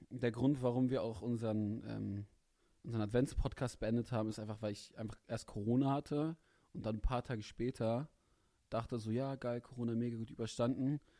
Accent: Hanover, Lower Saxony, Germany; accent: Hochdeutsch; Ich bin Hannoveraner, ich bin Hochdeutsch.

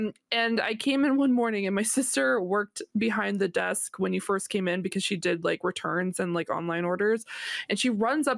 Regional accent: Nova Scotia, Canada; also born or lived in Ottawa, Ontario; we don't have like a team here in Nova Scotia.

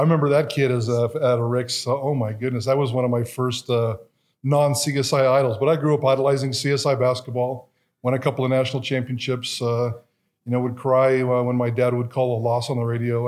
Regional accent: Twin Falls, Idaho, United States; I am an Idahoan. I didn't have to migrate here from California, so born and raised in Twin Falls

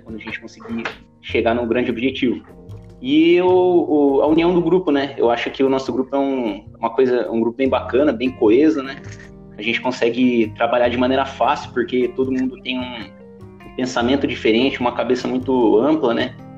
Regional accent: Jacareí, São Paulo, Brazil; eu sou natural de Jacareí

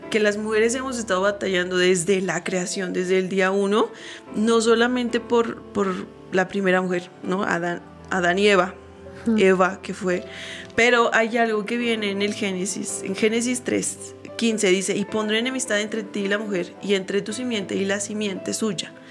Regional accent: Mexico; Porque si soy mujer, pero también soy mexicana y yo quiero abrirle paso no solo a las mujeres, sino a los mexicanos que vienen detrás de mí.

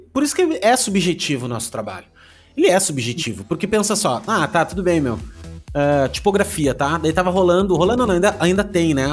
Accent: Porto Alegre, Rio Grande do Sul, Brazil; now in Balneário Camboriú, Brazil; Eu também sou, só de lá. Não de Santa Maria, mas de Porto hum. Alegre

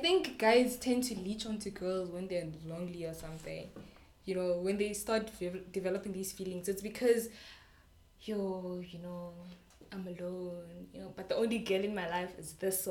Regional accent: Rustenburg, North West, South Africa; I'm from Rustenburg, so it's a predominantly like Tswana place, we speak Tswana

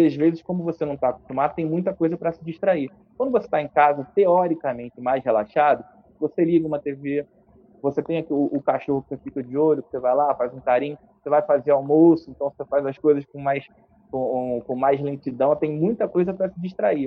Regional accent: Nova Friburgo, Rio de Janeiro, Brazil; moved away as an adult; also born or lived in Niterói; Eu vim para cá com 7 anos de idade, fui morar no Rio para estudar, fazer faculdade com 18 para 19. Voltei para cá com, com 28, 29 anos

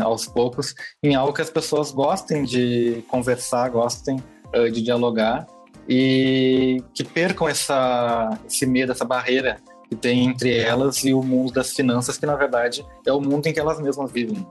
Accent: Porto Alegre, Rio Grande do Sul, Brazil; Eu sou de Porto é? Alegre, Rio Grande do Sul

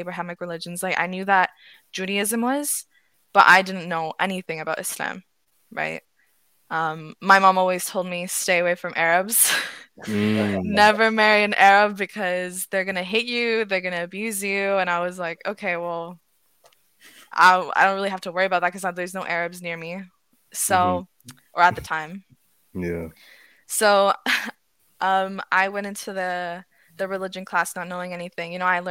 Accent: Ottawa, Ontario, Canada; I'm from Ottawa

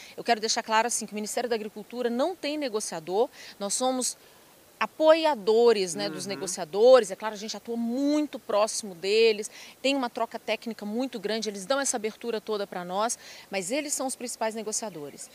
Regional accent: Ipatinga, Minas Gerais, Brazil; moved away; also born or lived in Viçosa / Lavras; eu sou uma mineira, sou da região ali de Patinga do Vale do Aço

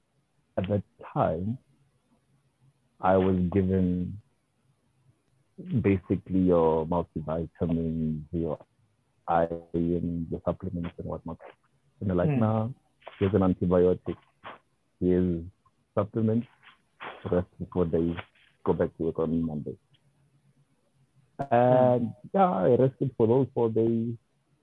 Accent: Pretoria, Gauteng, South Africa; moved away as an adult; also born or lived in Durban / Mpumalanga / Limpopo / Northern Cape; I grew up in Pretoria

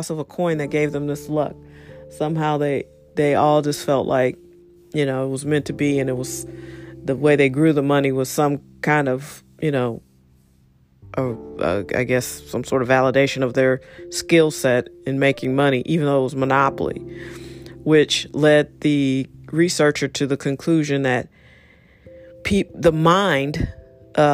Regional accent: St. Louis, Missouri, United States; I'm American in the most American city of St. Louis.

